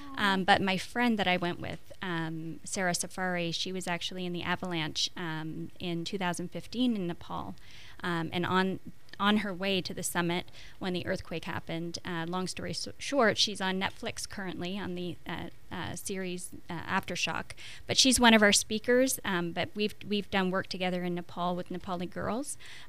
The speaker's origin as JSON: {"language": "English", "region": "Quebec", "country": "Canada", "first_language": "French", "second_language": "English", "said": "So I'm from the French part of Canada, so I have, you know, je parle français."}